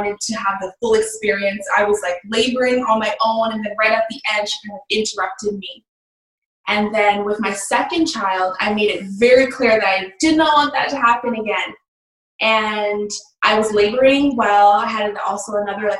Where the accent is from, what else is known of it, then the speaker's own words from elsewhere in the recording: Toronto, Ontario, Canada; I'm from Canada, Ontario